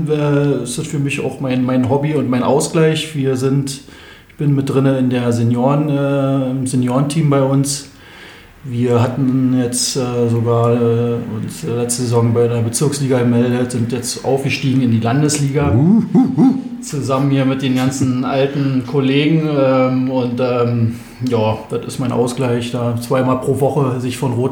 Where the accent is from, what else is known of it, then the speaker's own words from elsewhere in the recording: Berlin, Germany; now in Bernau, Germany; Und ähm, wir sind hier aus Berlin hergezogen mit meinen Eltern zusammen